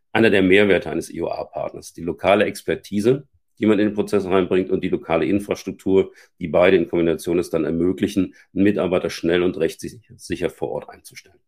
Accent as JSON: {"language": "German", "country": "Germany", "also_born_or_lived": "Scandinavia", "said": "als Deutscher, der lange Zeit in Deutschen auch Teams geführt hat"}